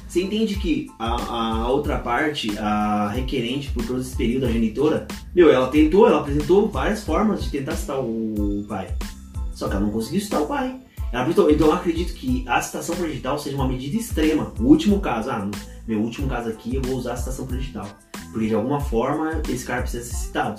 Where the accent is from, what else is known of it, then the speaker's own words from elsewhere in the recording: Ourinhos, São Paulo, Brazil; moved away; a gente é de Ourins, cara. A gente sabe como funciona a cidade lá